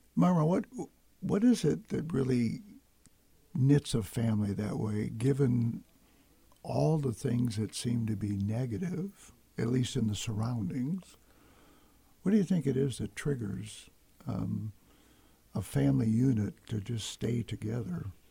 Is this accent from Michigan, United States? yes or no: yes; Detroit, Michigan, United States; moved away; I grew up in the Detroit area as an only child